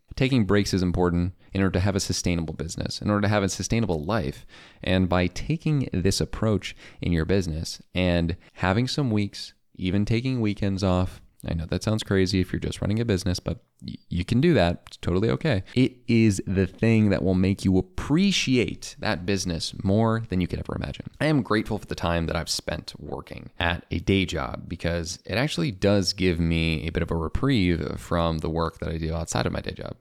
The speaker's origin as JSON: {"language": "English", "town": "Chicago", "region": "Illinois", "country": "United States", "tie": "born or raised there", "said": "I grew up in Chicagoland in the South Suburbs, and now I live in the city"}